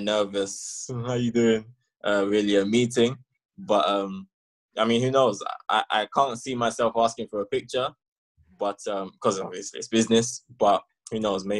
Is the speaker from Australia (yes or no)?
no; London, United Kingdom; moved away; growing up in London and being a football man was amazing